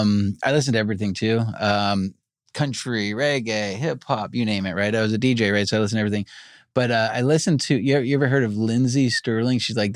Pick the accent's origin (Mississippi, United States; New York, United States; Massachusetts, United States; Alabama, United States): New York, United States; now in Los Angeles, United States; I grew up eating pizza in New York.